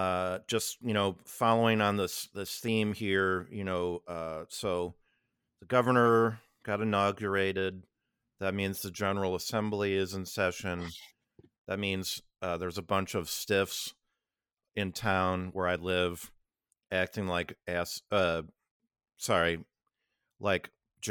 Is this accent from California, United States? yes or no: no; Illinois, United States; I've been around a lot of them, especially growing up on the North Shore of Chicago.